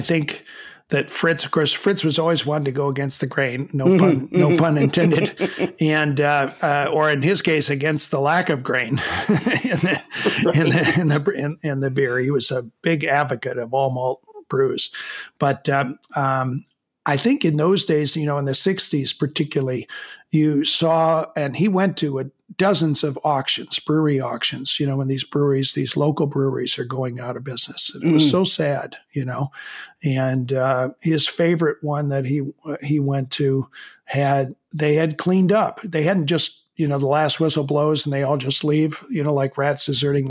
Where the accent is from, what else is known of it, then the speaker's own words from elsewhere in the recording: Chicago, Illinois, United States; I grew up in Chicago